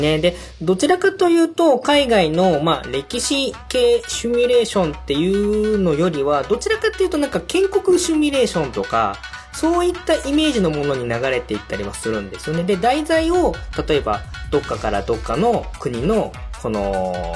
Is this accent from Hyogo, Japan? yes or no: no; Kagawa, Japan; now in Gunma, Japan; もともと出身は香川県なんですけれども今はまあ群馬に越してきてて